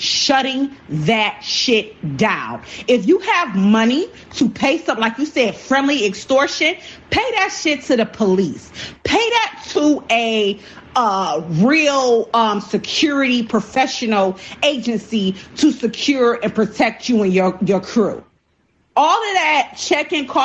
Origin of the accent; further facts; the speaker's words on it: Buffalo, New York, United States; moved away as an adult; also born or lived in Atlanta; now in Texas, United States; I grew up in the hood, and I remember being growing up in Buffalo, New York